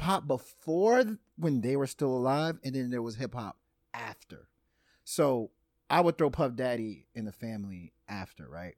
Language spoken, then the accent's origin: English; Louisiana, United States; I was born in Louisiana